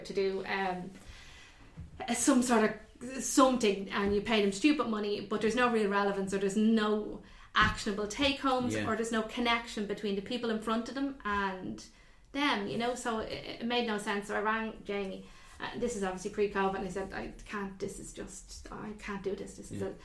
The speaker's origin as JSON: {"language": "English", "country": "Ireland", "said": "we're Irish"}